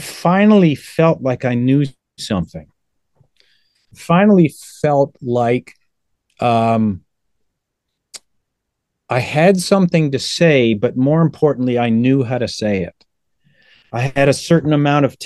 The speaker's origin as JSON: {"language": "English", "town": "Toronto", "region": "Ontario", "country": "Canada", "tie": "born or raised there", "said": "born and raised in Toronto"}